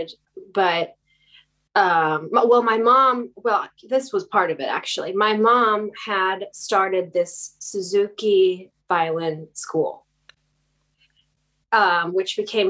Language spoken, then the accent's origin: English; near Chicago, Illinois, United States; moved away as an adult; also born or lived in New York / Los Angeles; now in West Hollywood, United States; I grew up in near Chicago in the Midwest